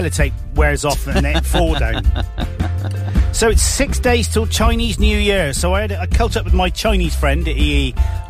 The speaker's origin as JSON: {"language": "English", "region": "Wales", "country": "United Kingdom", "said": "Well, I'm Welsh Julian, right?"}